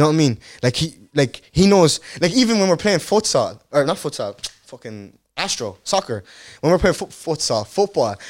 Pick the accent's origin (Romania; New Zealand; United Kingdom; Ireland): Ireland; Carlow, Leinster; first language Dutch; English is a second language; also born or lived in Rotterdam, Netherlands; growing up in Carlow as a black guy was it was good